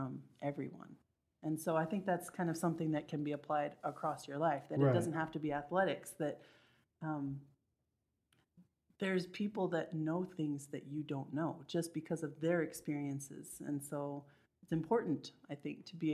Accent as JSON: {"language": "English", "region": "Texas", "country": "United States", "also_born_or_lived": "Utah", "moved": "as an adult", "said": "I was from Texas, so I didn't know anything about Utah"}